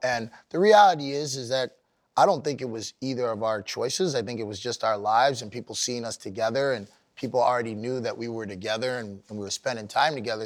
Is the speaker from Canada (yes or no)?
yes; Sudbury, Ontario, Canada; I grew up in Canada